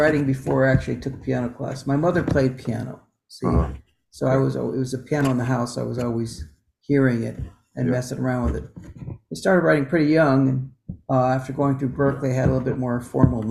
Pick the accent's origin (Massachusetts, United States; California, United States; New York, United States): California, United States; San Jose; now in Asheville, United States; I'm from San Jose, California. That's where I grew up